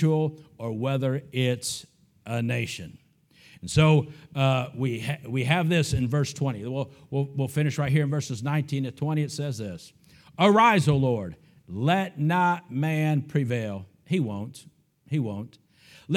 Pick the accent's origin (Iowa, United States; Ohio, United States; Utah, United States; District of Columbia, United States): Ohio, United States; a little nobody from some little town in the great state of Ohio